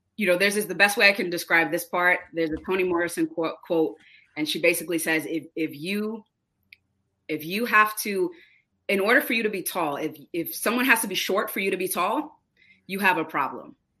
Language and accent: English; New Bedford, Massachusetts, United States; we were raised in New Bedford in the North End. Um, my whole life I've been in New Bedford